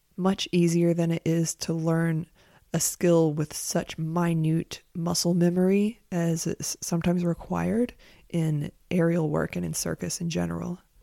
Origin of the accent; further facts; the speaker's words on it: Monroe, North Carolina, United States; also born or lived in San Francisco; now in South Carolina, United States; Monroe, North Carolina, which is where I'm from